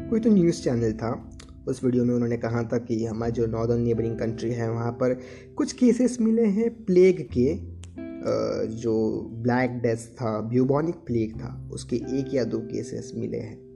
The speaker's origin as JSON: {"language": "Hindi", "country": "India", "said": "मैं एक इंडियन हूँ मैं हमेशा मेरी लाइफ इंडिया में ही रहा हूँ"}